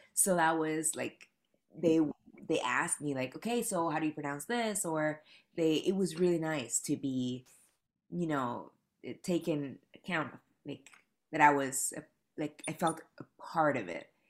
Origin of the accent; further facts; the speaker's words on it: Panama; moved away as an adult; now in New York City, United States; I moved to New York City eight years ago from Panama. I'm from Panama.